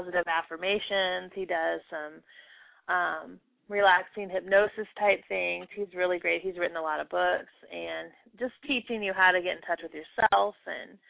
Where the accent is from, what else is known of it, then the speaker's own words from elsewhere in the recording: United States; I'm an American